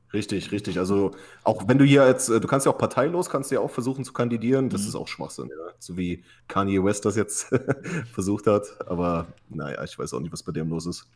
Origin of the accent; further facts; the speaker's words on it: Halle, Saxony-Anhalt, Germany; now in California, United States; ich komme ja aus Halle an der Saale, aus dem tiefsten Osten